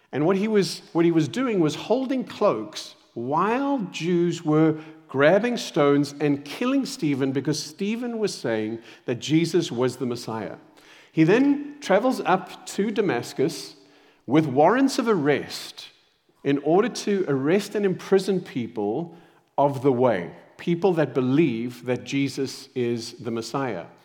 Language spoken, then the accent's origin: English; Zimbabwe; born there; moved away; also born or lived in Saudi Arabia / South Africa; I was born in Zimbabwe, then moved to Saudi Arabia.